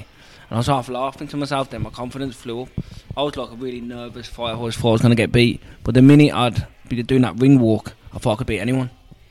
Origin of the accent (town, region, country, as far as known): Birmingham, West Midlands, United Kingdom; born or raised there